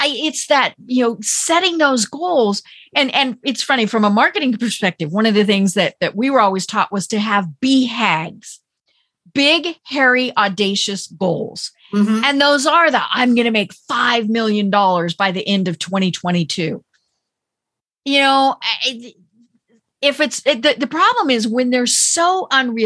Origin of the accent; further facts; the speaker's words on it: Colorado, United States; I'm from Colorado